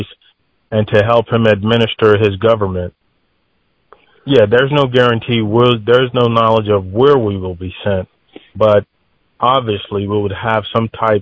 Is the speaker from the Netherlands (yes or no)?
no; Delaware, United States; I'm from the United States, East Coast, Delaware